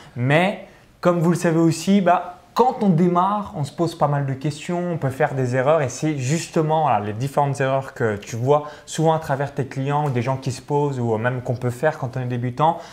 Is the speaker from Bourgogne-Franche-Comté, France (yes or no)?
yes; Chalon-sur-Saône, Bourgogne-Franche-Comté, France; je suis à, Chalon-sur-Saône, donc si vous regardez cette vidéo, je suis natif de Chalon-sur-Saône